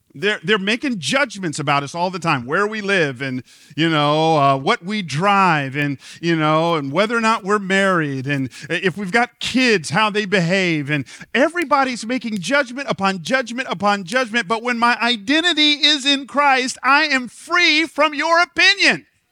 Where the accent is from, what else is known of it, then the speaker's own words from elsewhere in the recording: Atlanta, Georgia, United States; moved away; I grew up in Atlanta